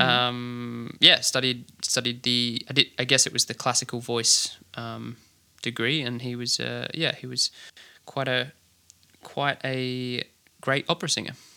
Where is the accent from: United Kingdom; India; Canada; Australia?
Australia; Adelaide, South Australia; grew up in the inner southern suburbs, so Kingswood, kinda Unley area is where I'm, where I'm from